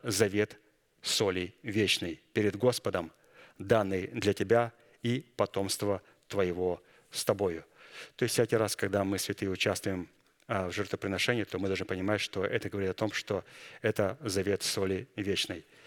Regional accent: Kazakhstan; moved away; Я вышел из Казахстана, я помню, там в церкви пели, у нас там пятидесятники на немецком

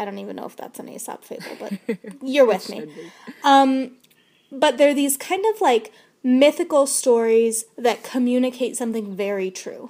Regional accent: United States; I grew up in the U.S.

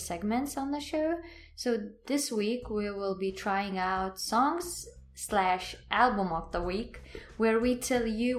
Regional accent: Lithuania; we are currently recording from my hometown in Lithuania.

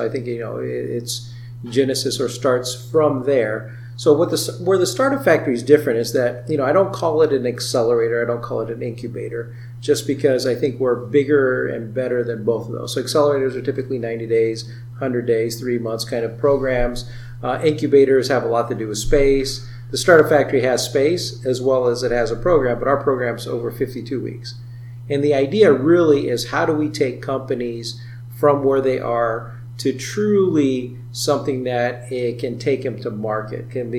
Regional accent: Iowa, United States; also born or lived in Silicon Valley; I was out in Silicon Valley working on big data and analytics and returned back to Iowa, my home state of Iowa, last year.

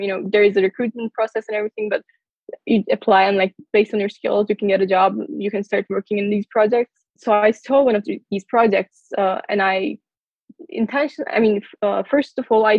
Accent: United States; born there; So I was born in the United States. So I had a citizenship and like I always wanted to study here.

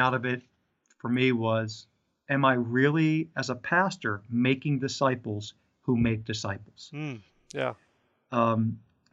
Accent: northeastern Pennsylvania, United States; I was pastoring in northeastern Pennsylvania

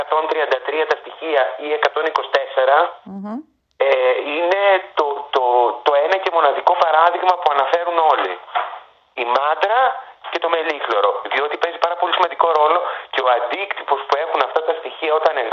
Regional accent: Lemnos, North Aegean, Greece; born or raised there

